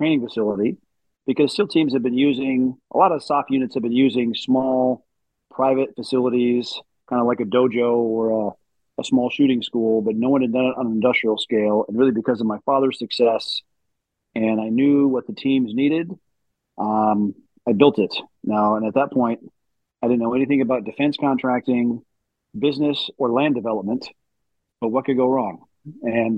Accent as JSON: {"language": "English", "region": "West Michigan", "country": "United States", "tie": "born or raised there", "said": "I was born and raised in West Michigan"}